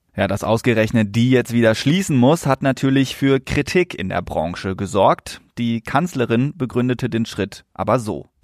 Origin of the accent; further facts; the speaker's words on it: Lünen, North Rhine-Westphalia, Germany; in meiner Heimatstadt Lünen